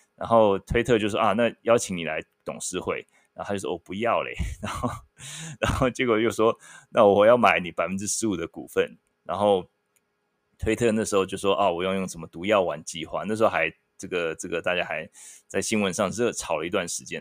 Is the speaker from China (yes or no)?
no; Taiwan; moved away; 我一个台湾人，我，我聊美国经济